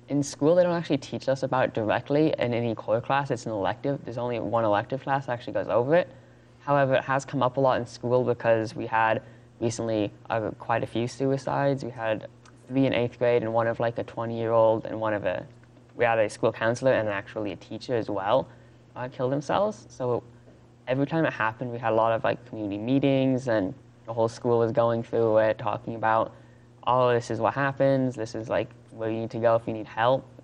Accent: Durango, Colorado, United States; I'm 15 years old and I'm from Durango.

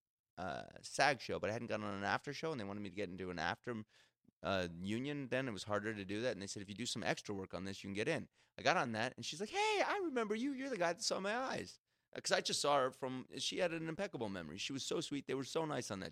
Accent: New Jersey, United States; I'm from Jersey

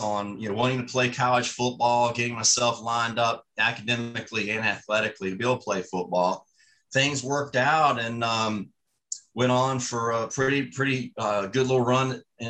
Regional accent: Richmond, Virginia, United States; growing up in Richmond.

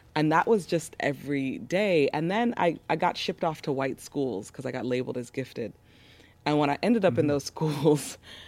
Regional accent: Los Angeles, California, United States; born or raised there

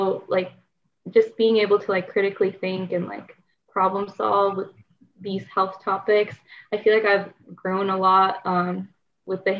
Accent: Ashburn, Virginia, United States; moved away; I'm from Ashburn, Virginia.

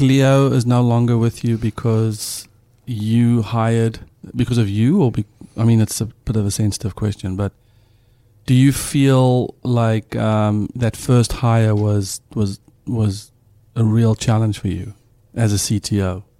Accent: South Africa; moved away; a South African dad

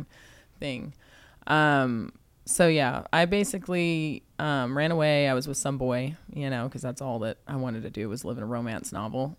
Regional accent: San Antonio, Texas, United States; I was born in Texas, uh, San Antonio, Texas, which I actually just got a house over there too.

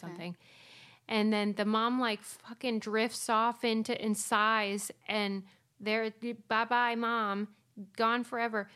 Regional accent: Pittsburgh, Pennsylvania, United States; I'm from Pittsburgh

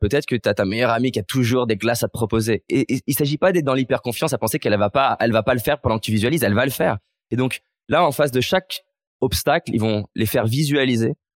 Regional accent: Lyon, Auvergne-Rhône-Alpes, France; also born or lived in Vaulx-en-Velin / Villeurbanne; j'ai grandi à Lyon.

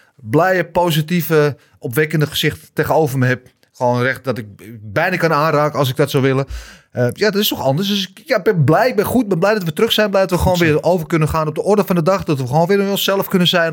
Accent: Netherlands; wij zijn Nederlanders

